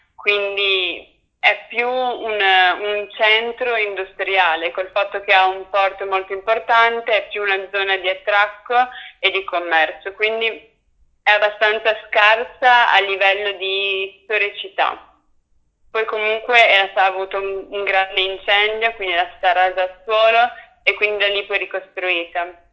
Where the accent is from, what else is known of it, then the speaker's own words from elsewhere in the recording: Aosta Valley, Italy; also born or lived in Forlì; io da Valdostana